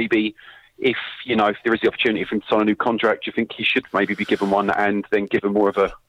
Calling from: London, United Kingdom; I'm calling from London.

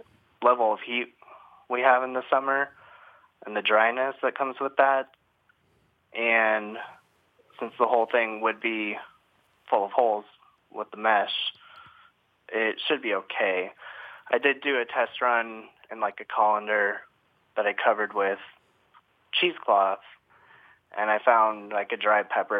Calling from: Phoenix, Arizona, United States; I'm calling from Phoenix.

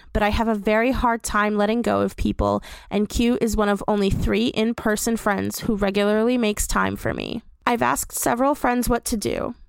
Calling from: New Jersey, United States; from New Jersey

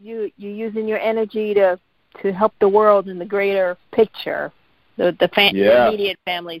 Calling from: Boston, Massachusetts, United States; I'm calling from Boston.

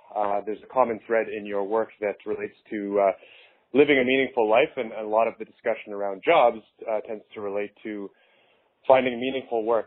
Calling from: Winnipeg, Manitoba, Canada; I'm from Winnipeg, Manitoba.

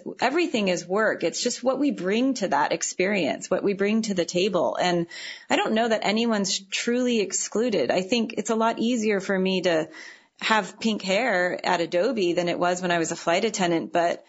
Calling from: San Francisco area, California, United States; I know I'm calling from San Francisco, but I live about 12 miles north, and it feels like I live you know, 200 miles away from the city when we're there. And it's this small little hippie counterculture town.

